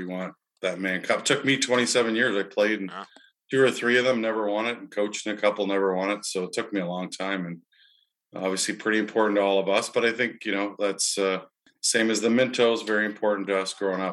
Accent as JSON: {"language": "English", "town": "Peterborough", "region": "Ontario", "country": "Canada", "tie": "born or raised there", "also_born_or_lived": "Vancouver", "moved": "as an adult", "lives_now": "Niagara region, Canada", "said": "a whole bunch of people I grew up with in Peterborough"}